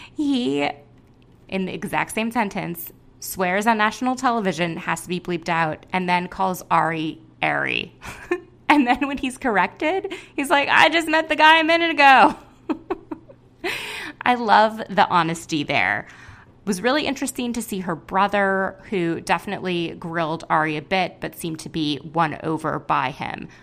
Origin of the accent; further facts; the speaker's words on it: Minneapolis, Minnesota, United States; my hometown of Minneapolis, Minnesota, where she met my family